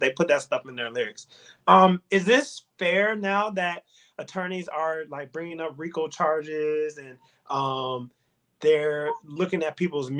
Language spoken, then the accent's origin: English; Chicago, Illinois, United States; We're from Chicago